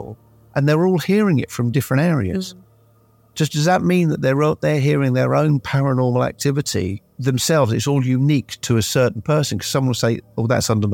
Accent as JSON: {"language": "English", "town": "Guildford", "region": "South East England", "country": "United Kingdom", "tie": "born or raised there", "said": "growing up in Guildford"}